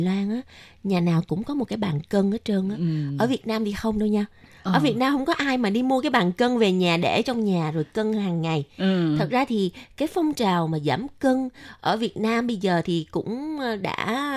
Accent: Vietnam; now in Taiwan; người Việt Nam mình

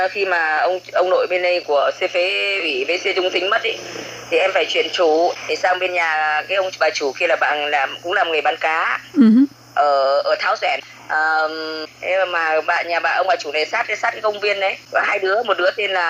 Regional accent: Yen Dinh, Thanh Hóa, Vietnam; now in Co To, Vietnam; À, vâng, à, quê quê của em thì là chính thức là ở Yên Định Thanh Hóa Hóa.

